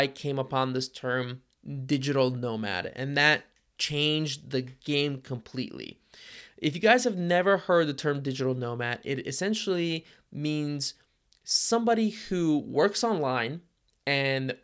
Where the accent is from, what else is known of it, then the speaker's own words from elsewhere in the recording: Cincinnati, Ohio, United States; I grew up in Cincinnati, Ohio, and we have a pretty healthy startup ecosystem here.